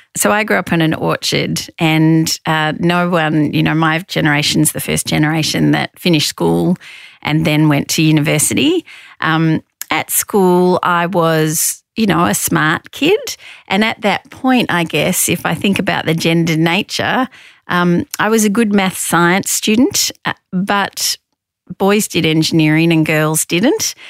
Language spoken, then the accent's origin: English; Victoria, Australia; I grew up in Victoria.